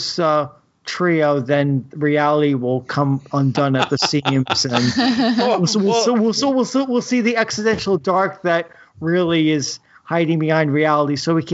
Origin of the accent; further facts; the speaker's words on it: United States; As the American in this group